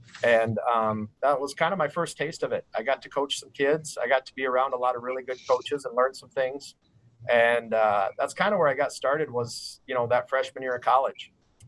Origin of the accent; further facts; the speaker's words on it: Yankton, South Dakota, United States; I grew up in Yankton, South Dakota